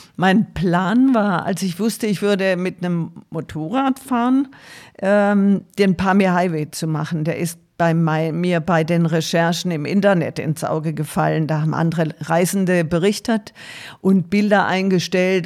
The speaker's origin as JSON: {"language": "German", "town": "Tuttlingen", "region": "Baden-Württemberg", "country": "Germany", "tie": "born or raised there", "said": "Ich komme aus Süddeutschland, aus Baden-Württemberg, bin am Rande der Schwäbischen Alb in Tuttlingen aufgewachsen"}